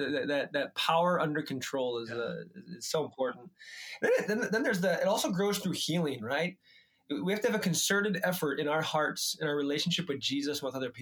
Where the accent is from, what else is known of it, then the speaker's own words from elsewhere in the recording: United States; being an American man